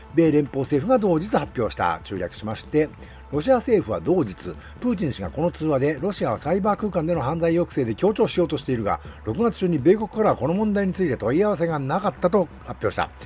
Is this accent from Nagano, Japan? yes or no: yes; Nagano, Japan; 地元の長野県